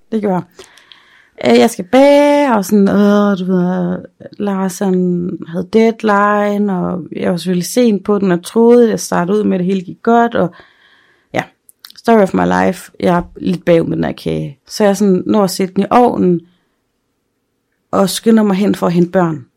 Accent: Aarhus, Central Denmark Region, Denmark; now in Aalborg, Denmark; hjemme i Aarhus på Frederiksbjerg

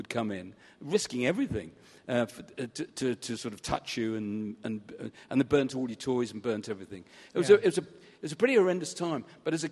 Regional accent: Southport, North West England, United Kingdom; I was brought up in Southport in Lancashire

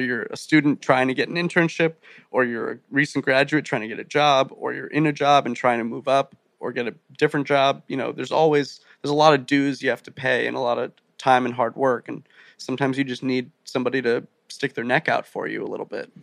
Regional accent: Rumson, New Jersey, United States; I grew up five minutes from the beach, a little town called Rumson

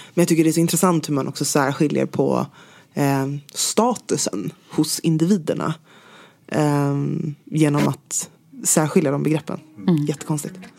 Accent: Stockholm, Stockholm County, Sweden; also born or lived in London; Det är där jag är uppvuxen.

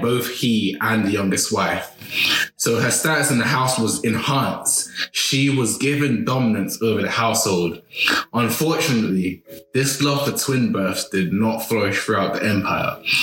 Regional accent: Nigeria; As a Nigerian Yoruba

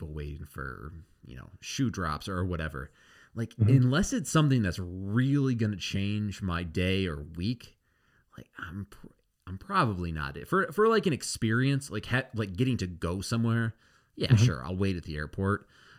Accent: Traverse City, Michigan, United States; I grew up in Traverse City. It's a very long way from all professional sports, essentially.

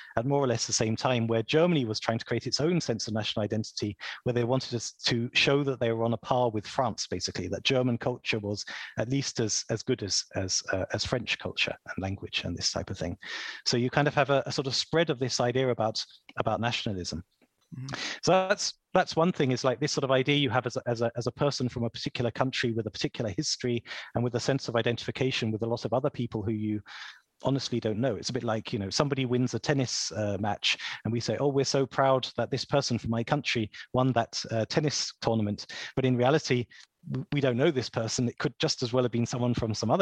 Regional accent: Kent, South East England, United Kingdom; I'm from Kent

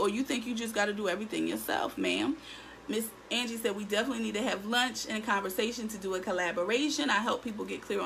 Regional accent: Philadelphia, Pennsylvania, United States; I'm in Philadelphia. I'm in my hometown.

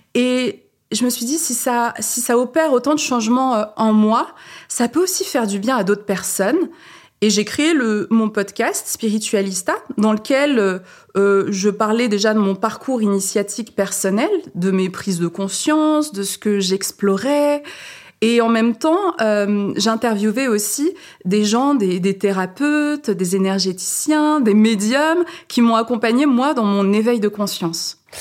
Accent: Saint-Étienne, Auvergne-Rhône-Alpes, France; moved away as an adult; also born or lived in Paris; je suis née à Saint-Étienne et j'ai terminé mes études à Paris.

